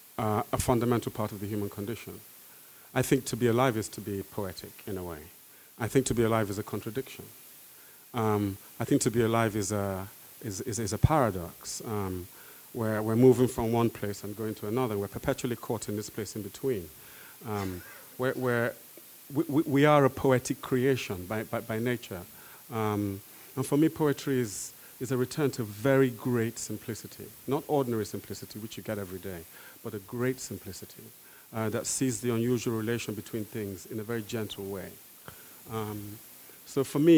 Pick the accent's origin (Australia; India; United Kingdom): United Kingdom; London; I'm a Londoner.